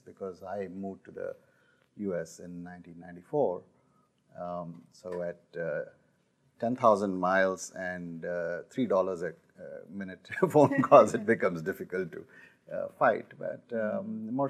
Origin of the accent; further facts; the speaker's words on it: Delhi, India; we grew up in Delhi